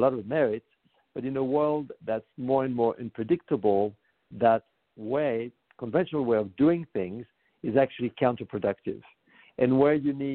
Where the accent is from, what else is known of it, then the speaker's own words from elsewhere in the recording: Paris, Île-de-France, France; moved away as an adult; now in United States; I was born in Paris and I moved to the United States about 25 years ago.